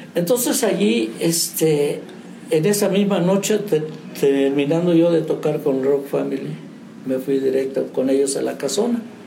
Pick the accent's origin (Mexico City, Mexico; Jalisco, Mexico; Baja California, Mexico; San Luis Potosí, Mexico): San Luis Potosí, Mexico; San Martín Chalchicuautla; moved away as an adult; now in San Juan del Río, Mexico; De San Martín, Chalchihuapla, San Luis Potosí, la Huasteca Potosina.